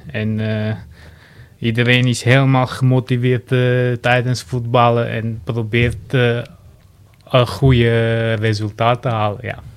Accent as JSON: {"language": "Dutch", "country": "Armenia", "second_language": "Dutch", "moved": "yes", "lives_now": "Heemstede, Netherlands", "said": "Ik, heb Armeense afkomst."}